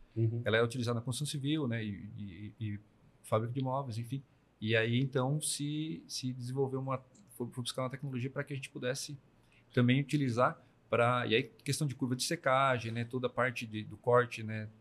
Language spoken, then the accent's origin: Portuguese; Braço do Norte, Santa Catarina, Brazil; eu sou natural de Braço Norte